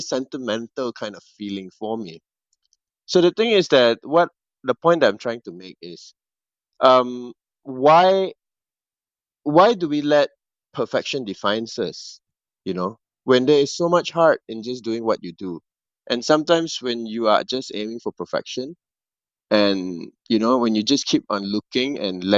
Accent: Malaysia; one of the more renowned director in my country. I'm from Malaysia

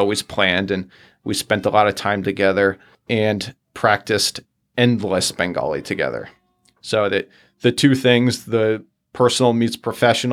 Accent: United States; an American tourist who wants to see the city

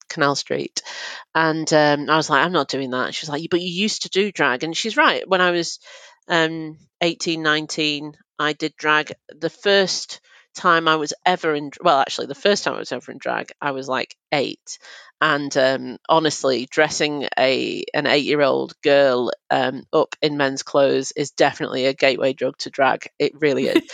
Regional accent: Manchester, North West England, United Kingdom; I'm from Manchester

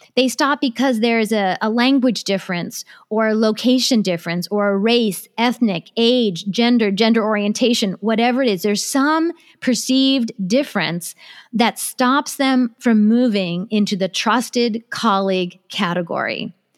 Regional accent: United States; also born or lived in Japan; I was born in Japan, but I grew up in America

